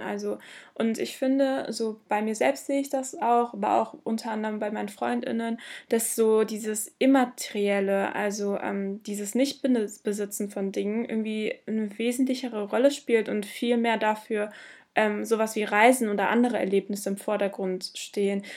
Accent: Bottrop, North Rhine-Westphalia, Germany; ich komme aus Bottrop, meine Familie zumindest

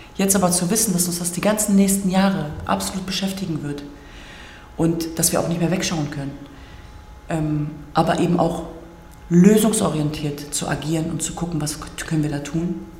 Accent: Hanover, Lower Saxony, Germany; moved away as an adult; also born or lived in Hamburg; ich komme aus Hannover ursprünglich

